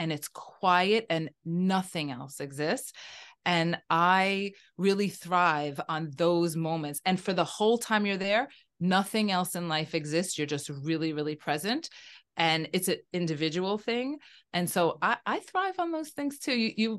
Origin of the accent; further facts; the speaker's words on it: New York City, New York, United States; I'm from the Bronx. I'm a New Yorker in the Bronx.